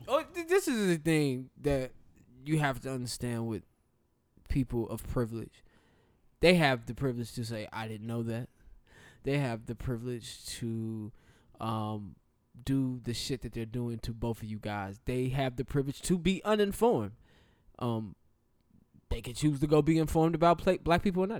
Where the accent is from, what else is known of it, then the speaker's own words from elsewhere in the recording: the South, United States; I am from the South